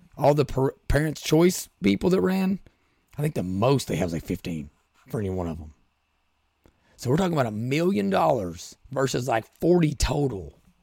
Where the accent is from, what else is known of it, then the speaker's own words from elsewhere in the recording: Rural Kentucky, United States; We're from Royal Kentucky